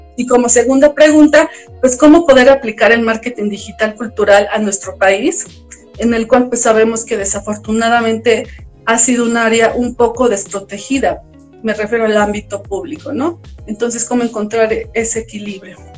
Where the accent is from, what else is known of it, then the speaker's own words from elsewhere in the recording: Puebla, Mexico; moved away as an adult; also born or lived in Playa del Carmen; soy originaria de Puebla